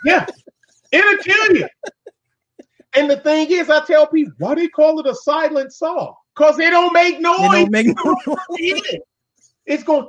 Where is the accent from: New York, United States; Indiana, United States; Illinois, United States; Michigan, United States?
Michigan, United States; Detroit; I'm from Detroit